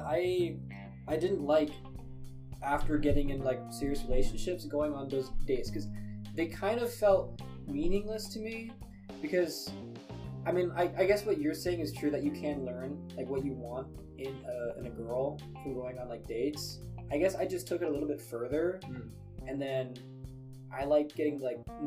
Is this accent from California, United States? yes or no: yes; Bakersfield, California, United States; moved away; also born or lived in Provo, Utah; my hometown, Bakersfield, California